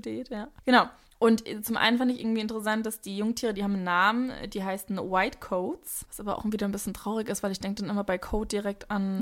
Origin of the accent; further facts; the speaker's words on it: Hesse, Germany; accent: Hessian; wie sehr mein hessischer Akzent durchkam